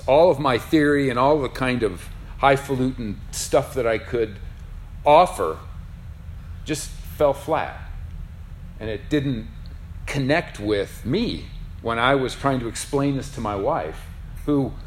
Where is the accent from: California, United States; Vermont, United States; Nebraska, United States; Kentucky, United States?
Nebraska, United States; Lincoln; moved away; I grew up in Lincoln, which, I mean, they're all small towns in Nebraska.